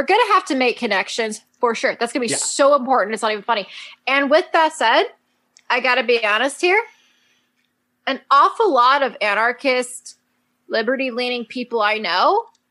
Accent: California, United States; I grew up in California.

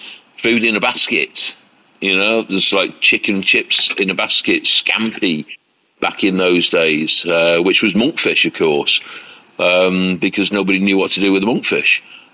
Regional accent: North West England, United Kingdom; my grandparents were the first in Cheshire, which was my home state in the UK, to do pub food.

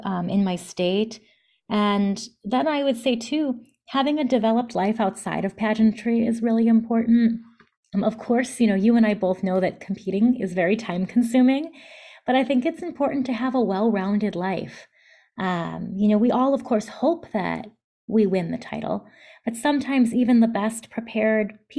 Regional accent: Palatine, Illinois, United States; moved away as an adult; also born or lived in New York City; now in New Jersey, United States; I grew up in the Chicago suburbs in a town called Palatine

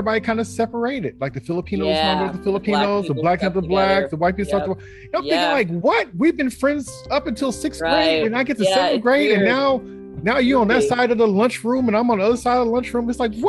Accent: Bay Area, California, United States; I think I kind of lucked out being growing up in the Bay Area and with just a variety of everything.

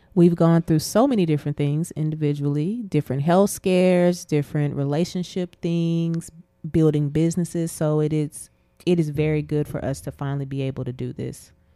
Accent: Abilene, Texas, United States; I'm originally from Abilene, Texas. Uh, I went to school in Abilene

